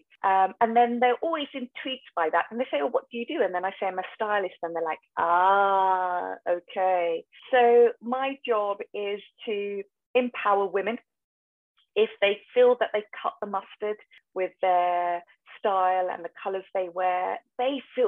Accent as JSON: {"language": "English", "country": "United Kingdom", "said": "I'm a British Asian and my parents wanted me to be the stereotypical doctor"}